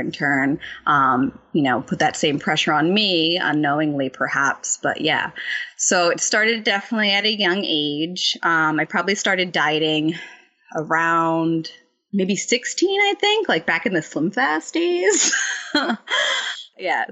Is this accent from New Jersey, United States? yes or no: yes; New Jersey, United States; born and raised in New Jersey